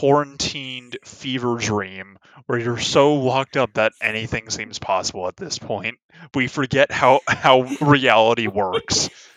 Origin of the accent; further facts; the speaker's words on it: California, United States; even speaking as a Californian